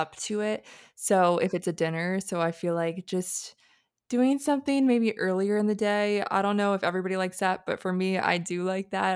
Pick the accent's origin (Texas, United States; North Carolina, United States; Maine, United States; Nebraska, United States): North Carolina, United States; now in Hawaii, United States; I'm from North Carolina